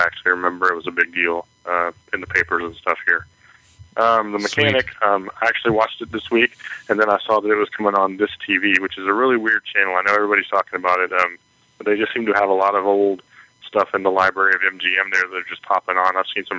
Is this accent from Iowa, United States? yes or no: no; Pensacola, Florida, United States; I'm actually from Pensacola, Florida.